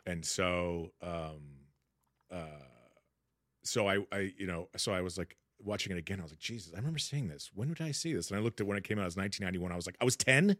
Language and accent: English; Sacramento, California, United States; moved away; I grew up in Sacramento, middle class family